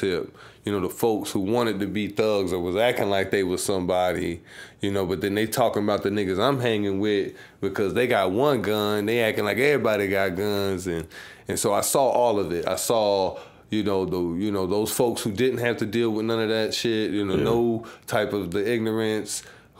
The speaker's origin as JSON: {"language": "English", "town": "Savannah", "region": "Georgia", "country": "United States", "tie": "born or raised there", "said": "You know, I was stuck on the South Side mainly. I didn't get to move around like that."}